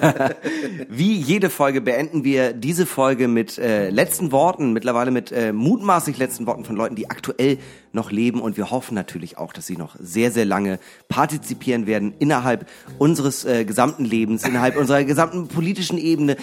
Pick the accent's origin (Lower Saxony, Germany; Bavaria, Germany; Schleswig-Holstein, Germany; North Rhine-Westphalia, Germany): Schleswig-Holstein, Germany; Eckernförde; now in Hamburg, Germany; aus meiner Heimat